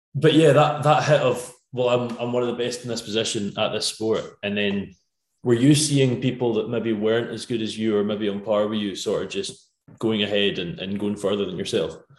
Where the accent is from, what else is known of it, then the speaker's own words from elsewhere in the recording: Scotland, United Kingdom; a Scottish fan